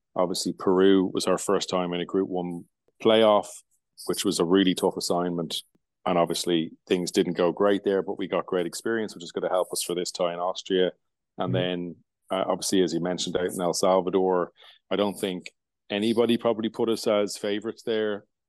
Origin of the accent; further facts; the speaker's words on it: Limerick, Munster, Ireland; Limerick is is my hometown.